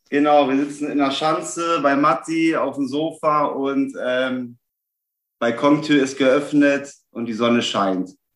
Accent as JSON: {"language": "German", "town": "Celle", "region": "Lower Saxony", "country": "Germany", "tie": "born or raised there", "moved": "as an adult", "lives_now": "Hamburg, Germany", "said": "Ich äh, lebe seit elf Jahren in Hamburg, komme gebürtig aus Niedersachsen, Raum Celle"}